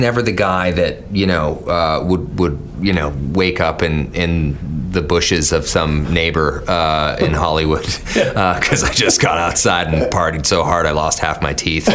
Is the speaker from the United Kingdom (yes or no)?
no; Canada; I'm Canadian